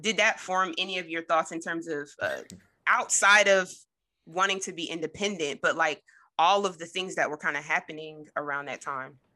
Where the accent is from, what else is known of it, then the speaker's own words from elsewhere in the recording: Trenton, New Jersey, United States; Jordan and I are actually from, um, both from New Jersey, from Trenton